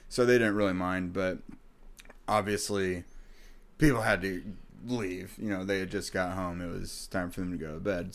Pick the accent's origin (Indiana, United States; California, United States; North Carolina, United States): Indiana, United States; I grew up in Indiana